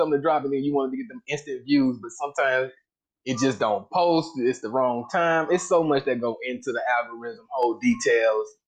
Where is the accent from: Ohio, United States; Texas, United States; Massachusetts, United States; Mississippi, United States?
Texas, United States; Austin; now in Houston, United States; I'm from Austin. I live in Houston